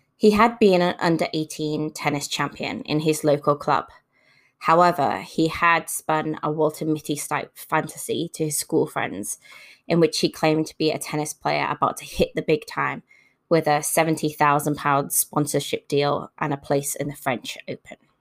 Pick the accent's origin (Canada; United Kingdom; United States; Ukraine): United Kingdom; Liverpool, North West England; moved away as an adult; now in Brisbane, Australia; my hometown of Liverpool